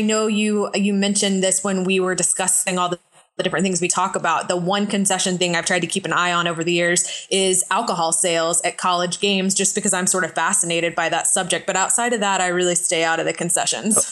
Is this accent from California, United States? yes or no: no; Atlanta, Georgia, United States; moved away as an adult; I grew up in Atlanta